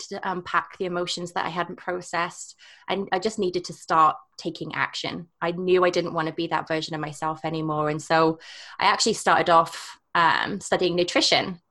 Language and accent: English; England, United Kingdom; moved away as an adult; also born or lived in Scotland / Canada; now in Whistler, Canada; I'm from England